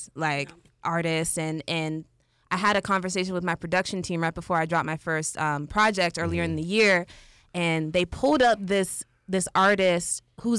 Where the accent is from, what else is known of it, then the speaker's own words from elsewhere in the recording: Prince George's County, Maryland, United States; now in Atlanta, United States; I'm from Prince George's County, Maryland.